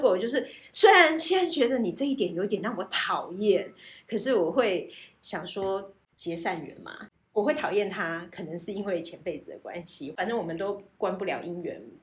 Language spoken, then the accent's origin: Chinese; Kaohsiung, Taiwan; 小时候在高雄